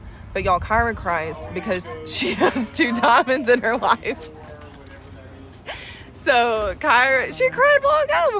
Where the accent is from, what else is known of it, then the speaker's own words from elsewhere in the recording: Fort Worth, Texas, United States; moved away as an adult; now in Houston, United States; I come from Fort Worth. I grew up 10 minutes outside of downtown Fort Worth, Stockyards, Cowtown, downtown Fort Worth, love it so much.